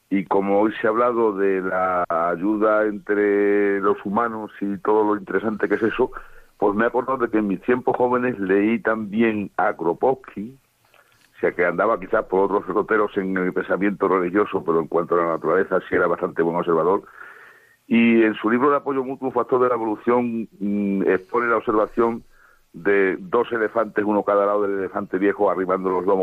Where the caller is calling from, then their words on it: Madrid, Community of Madrid, Spain; Hola, buenas noches … llamo de Madrid.